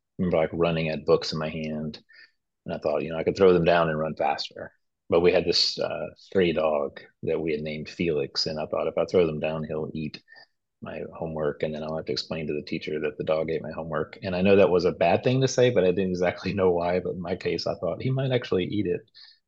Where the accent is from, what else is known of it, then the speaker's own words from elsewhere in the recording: Nacogdoches, Texas, United States; also born or lived in Freeport; So I was born in Freeport, which is just an oil town somewhere on the coast in Texas, which I've never been back. And I was raised in East Texas, specifically like Nacogdoches, Center, kind of that area.